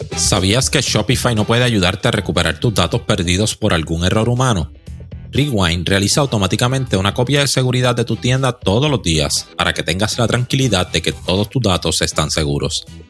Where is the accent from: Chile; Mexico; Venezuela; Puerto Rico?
Puerto Rico; somos de Puerto Rico